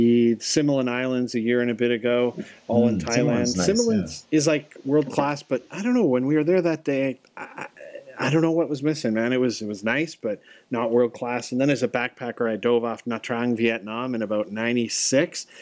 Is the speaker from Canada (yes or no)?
yes; Calgary, Alberta, Canada; I'm from Calgary